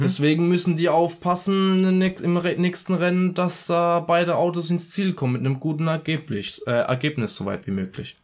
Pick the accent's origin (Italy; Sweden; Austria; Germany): Italy; ich als Italiener